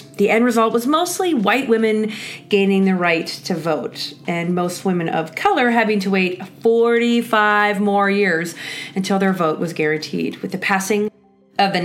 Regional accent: Canada; I'm Canadian. And as Canadians, we are famous for saying sorry

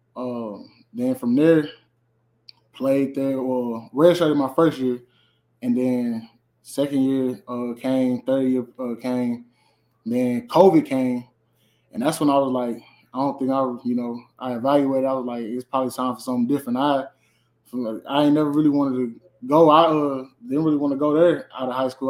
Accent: St. Louis, Missouri, United States; moved away; I'm from St. Louis, Missouri. I uh, went to Carter High School in St. Louis

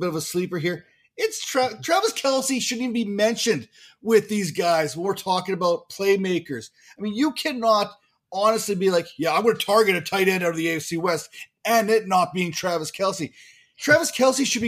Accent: Canada; I'm Canadian

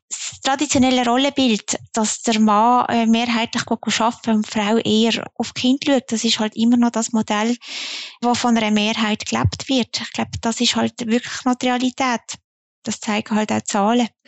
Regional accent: Zunzgen, Basel-Landschaft, Switzerland; Ich meine, ich komme aus Zonzgen, das sagst du ja immer sehr gern.

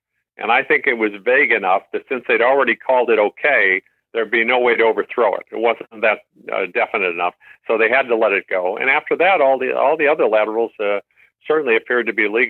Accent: Chicago, Illinois, United States; moved away as an adult; I grew up in Chicago, got an MBA from Loyola University in Chicago.

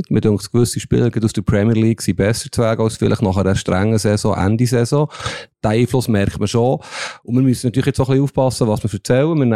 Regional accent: Lengnau, Bern, Switzerland; Also ich bin im Bieler Seeland aufgewachsen, in, in Lengnau.

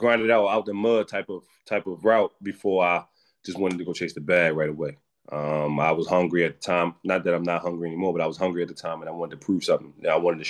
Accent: Baltimore, Maryland, United States; being a kid from West Baltimore, so I played my basketball in East Baltimore, so I already was kind of had the short end of the stick, you know, being from the West side and playing in the East side

